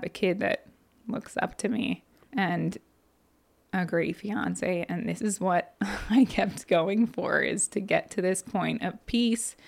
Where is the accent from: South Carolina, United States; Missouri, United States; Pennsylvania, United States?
Pennsylvania, United States; Annville; this garage in my hometown. I can see my parents' roof from my back door of it